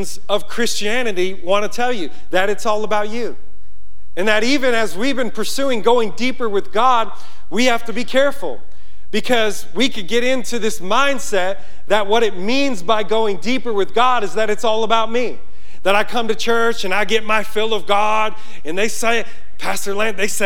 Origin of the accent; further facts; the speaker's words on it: Yonkers, New York, United States; moved away; I'm from Yonkers, New York